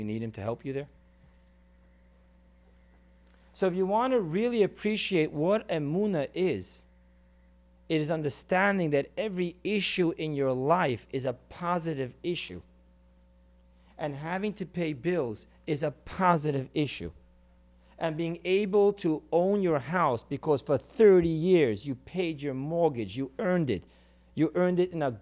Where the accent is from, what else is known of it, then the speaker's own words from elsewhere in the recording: California, United States; growing up in California